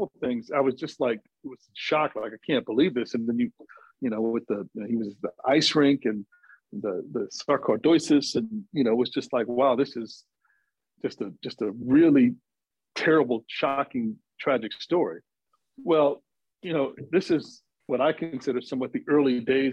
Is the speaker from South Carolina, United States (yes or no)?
no; Chicago, Illinois, United States; also born or lived in Champaign, Illinois / San Diego, California; I was from the Chicago area